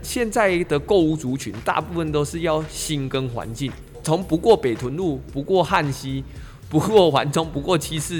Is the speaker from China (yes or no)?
no; Taichung, Taiwan; 我小时候第一次学骑脚踏车的时候是在十一期从化区那